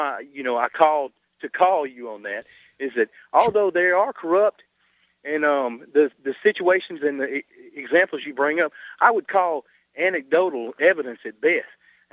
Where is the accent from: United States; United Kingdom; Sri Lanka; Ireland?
United States; the South; I'm from the South